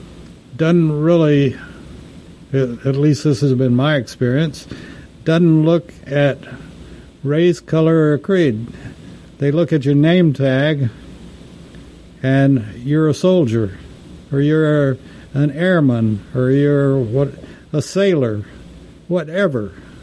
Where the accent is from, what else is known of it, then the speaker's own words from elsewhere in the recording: Texas, United States; besides an American, I'm also a Texan